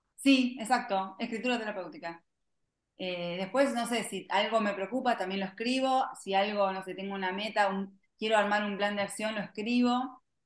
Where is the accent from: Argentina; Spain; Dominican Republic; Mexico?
Argentina; como le decimos acá en Argentina